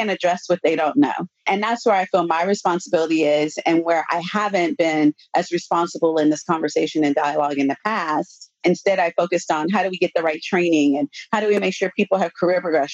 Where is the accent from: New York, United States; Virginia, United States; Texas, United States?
Texas, United States; Austin; I grew up in Austin.